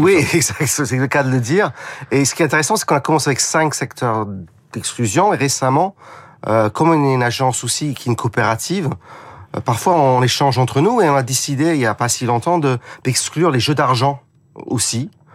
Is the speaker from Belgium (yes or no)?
no; United Kingdom; accent: British; French is a second language; now in France; j'ai un petit accent parce que je suis britannique